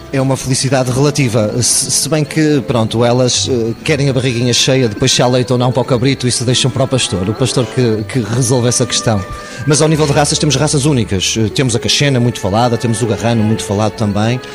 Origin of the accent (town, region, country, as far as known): Sistelo, Norte, Portugal; accent: local Minho accent (verandas -> brandas)